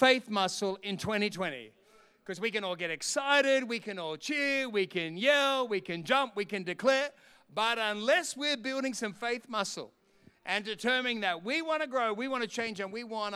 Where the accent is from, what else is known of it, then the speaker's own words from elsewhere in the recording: Sydney, New South Wales, Australia; also born or lived in London, England; now in Perth, Australia; my country, Australia. I'm from Sydney